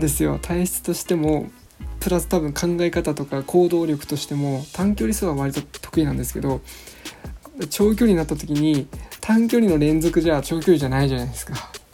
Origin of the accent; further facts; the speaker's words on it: Utsunomiya, Tochigi, Japan; 宇都宮、まあ、栃木県にずっと住んでいるので、はい、生まれて育って